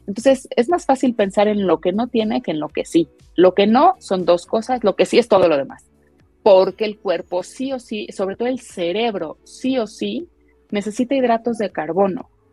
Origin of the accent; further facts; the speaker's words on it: Mexico; como mexicanos